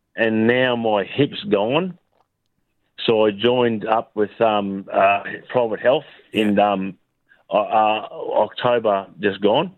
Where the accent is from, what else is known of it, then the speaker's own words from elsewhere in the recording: Brisbane, Queensland, Australia; also born or lived in Albury; I was born in Albury, but I came to Brisbane when I was 22 months old.